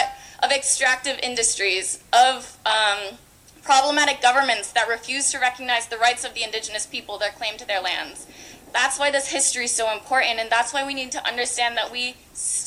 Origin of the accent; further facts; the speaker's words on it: Massachusetts, United States; when I was a kid, I grew up in the Massachusetts public school curriculum